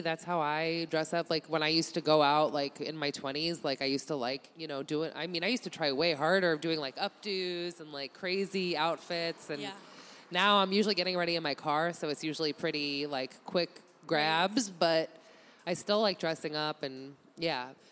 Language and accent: English; Massachusetts, United States; moved away; also born or lived in Chicago; I grew up in Massachusetts